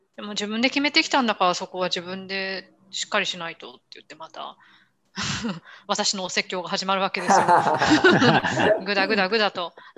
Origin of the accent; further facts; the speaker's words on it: Japan; first language Japanese; moved away as an adult; now in Italy; 自分東洋人で、日本人で日本語